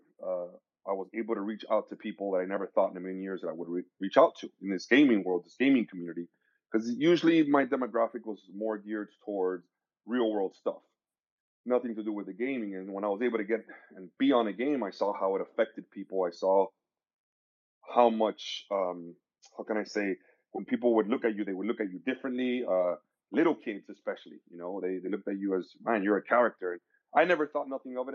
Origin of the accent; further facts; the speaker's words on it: Miami, Florida, United States; I was born and raised in Miami, Florida, sunny Florida.